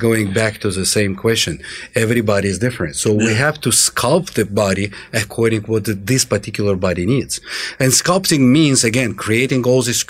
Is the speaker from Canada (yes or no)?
no; Azerbaijan; also born or lived in Russia; now in Atlanta, United States; we're coming from Russia. I'm born in Russia in the southern part in Azerbaijan